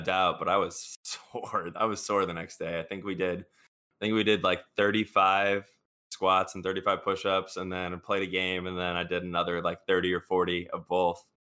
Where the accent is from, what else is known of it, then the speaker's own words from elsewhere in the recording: Chicago, Illinois, United States; I'm from Chicago